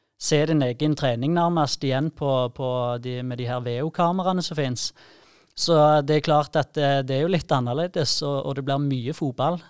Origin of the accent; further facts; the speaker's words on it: Sandnes and Jæren, Rogaland, Norway; fra Sandnes og, og Jæren, der vi kommer fra